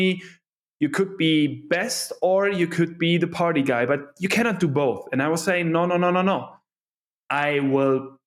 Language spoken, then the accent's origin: English; Cologne, North Rhine-Westphalia, Germany; originally, I'm from Cologne, so the western part of Germany